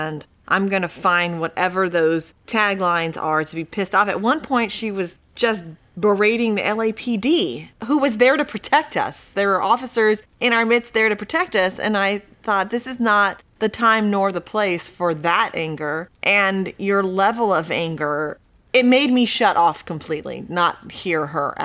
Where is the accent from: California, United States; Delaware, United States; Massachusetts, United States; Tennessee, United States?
California, United States; San Diego; also born or lived in Mexico; I was born in Mexico and lived there till I was about 3 or 4 years old. Then we moved to San Diego